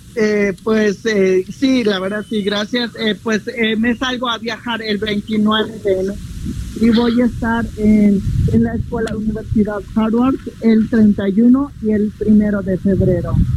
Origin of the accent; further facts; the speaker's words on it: Aldama, Chiapas, Mexico; de mi pueblo de Magdalena Aldama